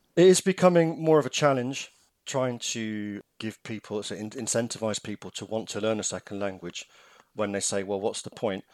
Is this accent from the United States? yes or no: no; England, United Kingdom; moved away; I am English.